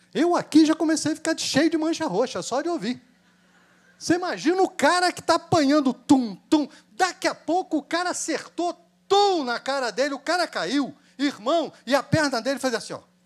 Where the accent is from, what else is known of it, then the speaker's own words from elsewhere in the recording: Brazil; Nós somos brasileiros